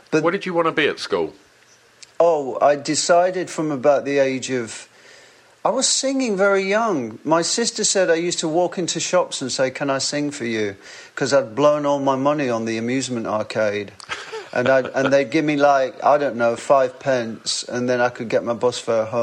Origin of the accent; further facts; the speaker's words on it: England, United Kingdom; accent: northern; hello, can I sing for you in my northern accent?